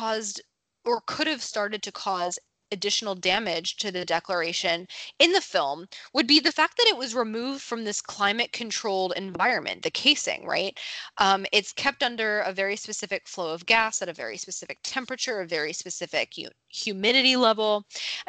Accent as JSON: {"language": "English", "region": "New Jersey", "country": "United States", "tie": "born or raised there", "said": "my home state of New Jersey"}